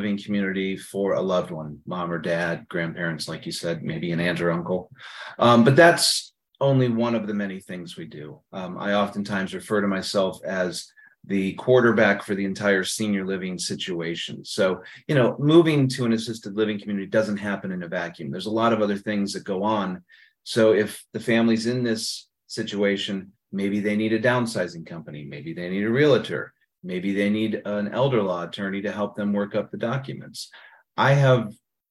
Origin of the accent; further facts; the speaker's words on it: Northeast Ohio, United States; also born or lived in San Francisco, California; I was born in San Francisco, but my dad got transferred to Cleveland when I was 7 years old. So pretty much from a young age till now, I've lived in Ohio and most of it in the Northeast section. I actually live in the same subdivision I grew up